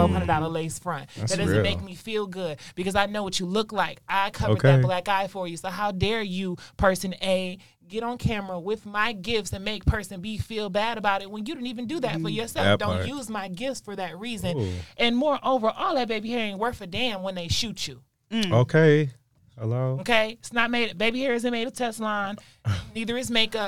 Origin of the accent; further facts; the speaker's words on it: Michigan, United States; moved away; also born or lived in Detroit; So I was raised in Michigan with my mom's side of the family, close to our Native American reservation, which is up in Mount Pleasant, Michigan